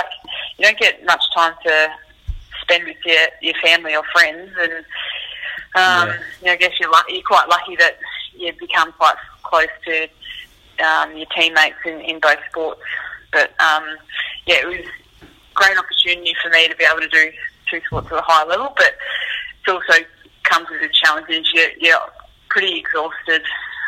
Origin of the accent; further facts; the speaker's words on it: Hamilton, Waikato, New Zealand; Luckily for me, I was still able to play quite a lot of sport growing up in Hamilton.